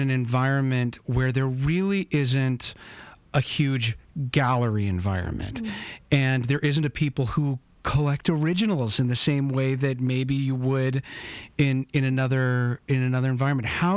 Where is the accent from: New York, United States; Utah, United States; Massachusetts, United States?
Utah, United States; Bountiful; I grew up in Bountiful